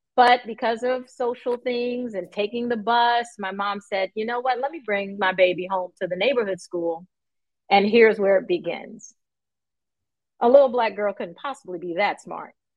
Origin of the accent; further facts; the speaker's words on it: New York, United States; I grew up in New York